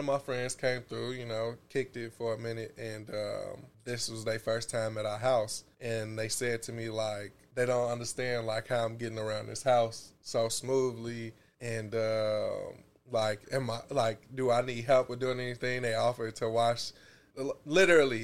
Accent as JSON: {"language": "English", "town": "Chicago", "region": "Illinois", "country": "United States", "said": "I'm from Chicago"}